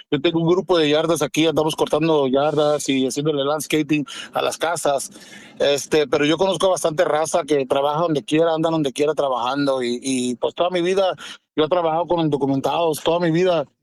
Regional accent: Florida, United States; aquí en Florida, nosotros somos de Florida.

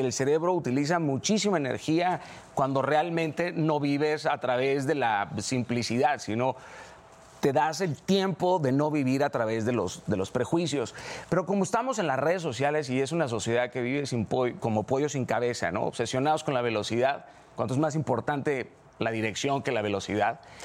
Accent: Mazatlán, Sinaloa, Mexico; haber crecido en donde crecí, en Mazatlán, Sinaloa

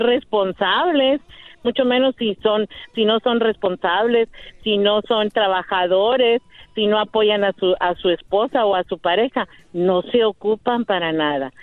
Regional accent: Monterrey, Nuevo León, Mexico; yo soy regia

